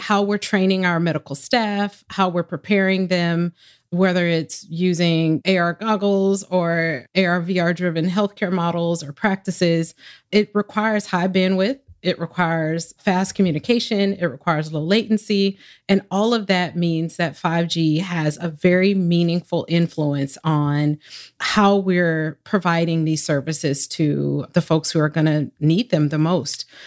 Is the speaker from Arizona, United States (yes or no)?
yes; Phoenix, Arizona, United States; I grew up in Phoenix